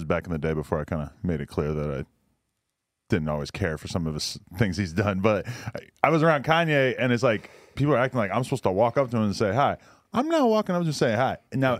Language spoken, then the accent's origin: English; East Coast, United States; Like, I grew up on the East Coast, and I saw a bunch of subtle racism